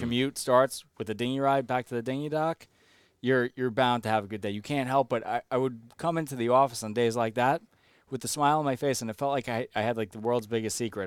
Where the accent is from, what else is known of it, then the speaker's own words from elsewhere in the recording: Long Island, New York, United States; I'm from Long Island